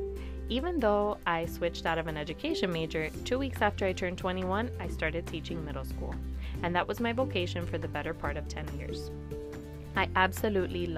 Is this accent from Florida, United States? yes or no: yes; Miami, Florida, United States; I, too, was born and raised in Miami, and I've never lived anywhere else